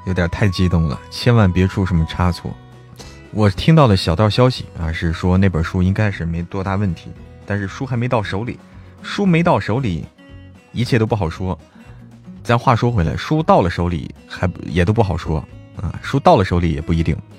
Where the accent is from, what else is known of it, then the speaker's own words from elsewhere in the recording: Hebei, China; 我是河北，我老家河北的